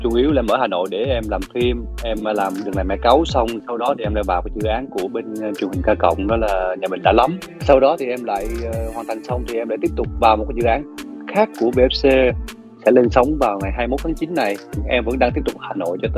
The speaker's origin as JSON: {"language": "Vietnamese", "region": "Mekong Delta", "country": "Vietnam", "accent": "Mekong Delta (miền Tây)", "said": "tại vì em chất giọng của em thì là miền Tây rồi sau đó thì khi mà em làm nghề lâu thì uh"}